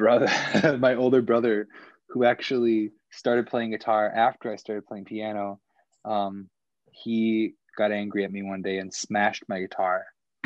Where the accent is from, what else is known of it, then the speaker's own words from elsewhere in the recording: Port Washington, Wisconsin, United States; also born or lived in Fredonia, Wisconsin / Milwaukee, Wisconsin; I am from Port Washington, Wisconsin, which is just north of Milwaukee. So I was literally born in Port Washington